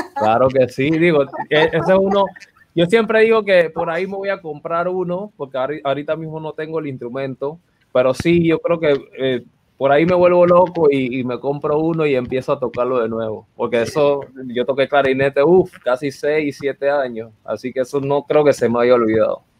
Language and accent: Spanish; Panama City, Panama; el barrio donde yo nací, Río Abajo